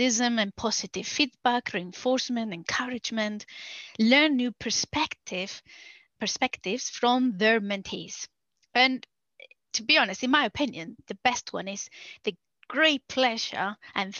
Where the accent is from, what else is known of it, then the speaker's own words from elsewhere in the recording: Spain; English is a second language; moved away as an adult; now in Newbury, United Kingdom; I am from Spain